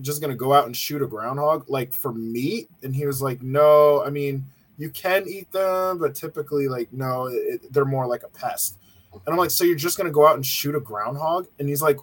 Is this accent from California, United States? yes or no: no; Connecticut, United States; moved away; I came from Connecticut. So I came from a New England, very liberal area where people did not hunt.